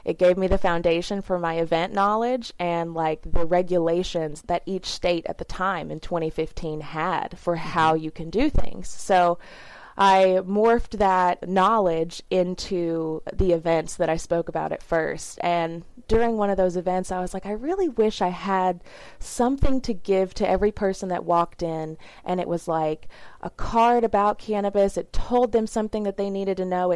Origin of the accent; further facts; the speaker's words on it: the South, United States; I grew up in the South in a very small, like 3,000 people town